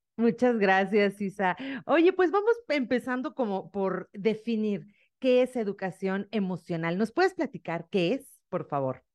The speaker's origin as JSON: {"language": "Spanish", "country": "Mexico", "said": "una mexicana"}